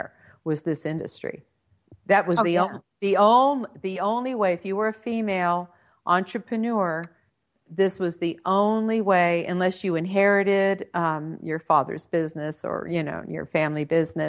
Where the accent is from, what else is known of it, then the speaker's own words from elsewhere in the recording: Redondo Beach, California, United States; I was born and raised in Southern California. I grew up in Redondo Beach